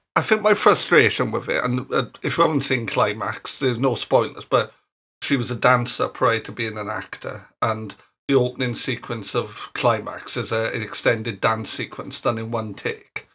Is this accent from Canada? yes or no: no; Ebbw Vale, Wales, United Kingdom; accent: Welsh; I'm from the cultural heartland of the Eastern Valleys, Ebu Vale